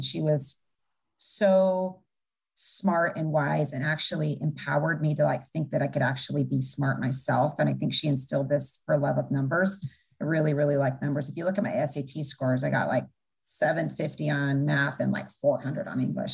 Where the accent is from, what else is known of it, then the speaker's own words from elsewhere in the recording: Bend, Oregon, United States; also born or lived in Everett, Washington; basically grew up in Bend, Oregon